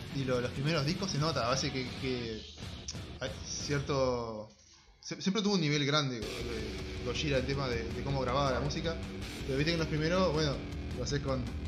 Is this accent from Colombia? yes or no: no; Uruguay; como somos uruguayos